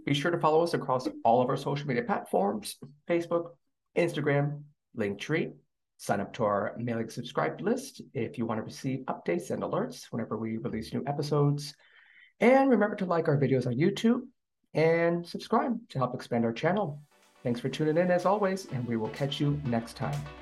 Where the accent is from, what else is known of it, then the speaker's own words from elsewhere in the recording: United States; moved away as an adult; now in South Korea; I'm American